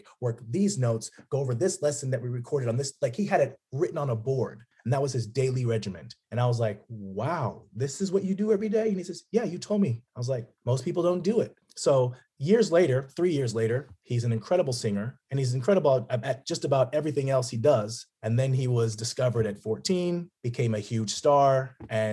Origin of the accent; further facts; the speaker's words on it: Las Vegas, Nevada, United States; moved away as an adult; now in Los Angeles, United States; I grew up in Vegas, Las Vegas, kind of bounced around within there.